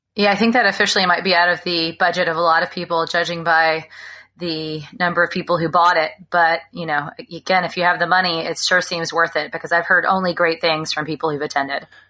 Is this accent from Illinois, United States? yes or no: no; Alabama, United States; now in California, United States; I grew up in Alabama